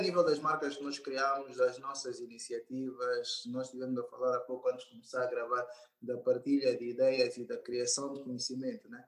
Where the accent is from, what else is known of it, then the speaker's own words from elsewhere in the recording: Angola; sou angolano